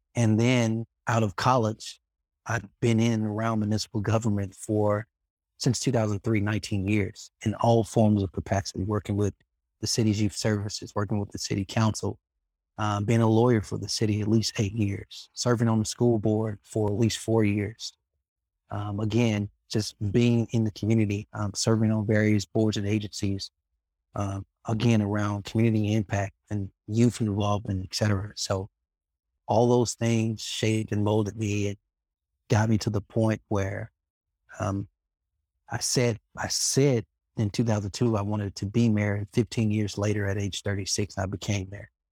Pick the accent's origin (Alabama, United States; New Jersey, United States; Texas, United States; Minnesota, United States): Alabama, United States; Birmingham; trying to make a difference in my hometown